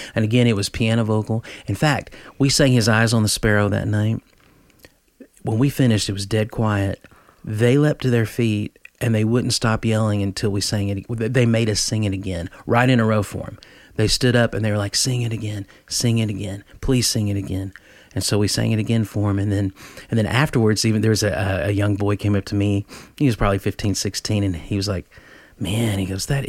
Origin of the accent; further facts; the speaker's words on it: near Knoxville, East Tennessee, United States; also born or lived in Nashville, Tennessee; I'm from East Tennessee. In fact, I'm one county over from Dolly Parton where I was born. I'm right outside of Knoxville. So I'd moved to Nashville at age 18